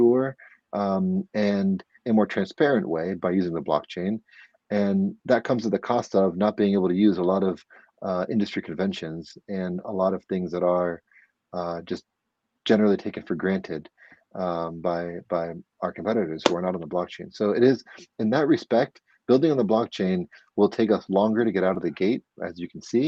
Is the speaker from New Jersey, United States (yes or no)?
no; outside of Scranton, Pennsylvania, United States; moved away as an adult; now in New York, United States; I am from Pennsylvania. I'm from outside of Scranton, and I'm in a different county than Scranton's in. But I've been in New York for roughly half my life now